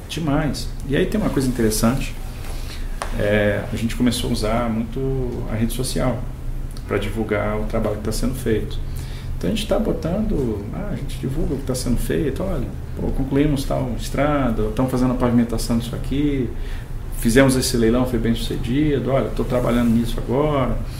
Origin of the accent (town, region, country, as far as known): Brazil